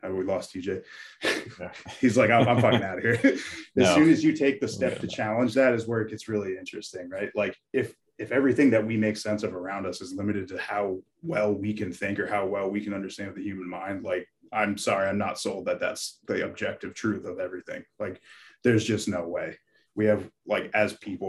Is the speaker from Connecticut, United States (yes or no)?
yes; Connecticut, United States; moved away as an adult; also born or lived in Carmel, New York; now in Norway; I was born in Carmel, New York, and grew up in Connecticut